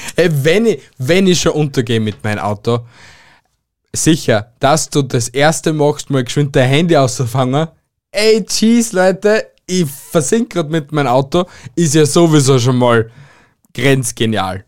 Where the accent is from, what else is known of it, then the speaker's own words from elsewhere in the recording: Austria; bei uns in Österreich